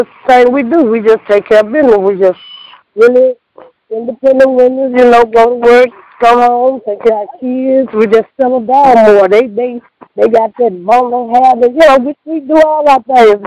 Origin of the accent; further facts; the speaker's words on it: Cleveland, Texas, United States; I'm from Cleveland, Texas. Born and raised.